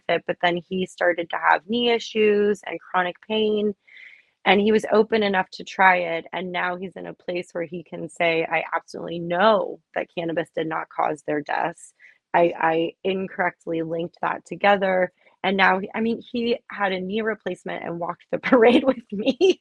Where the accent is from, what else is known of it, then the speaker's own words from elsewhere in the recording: Miami, Florida, United States; I grew up in Miami